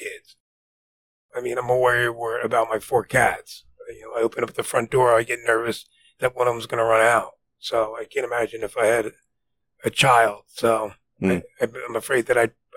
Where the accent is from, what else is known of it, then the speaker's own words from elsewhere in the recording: New Jersey, United States; I grew up in New Jersey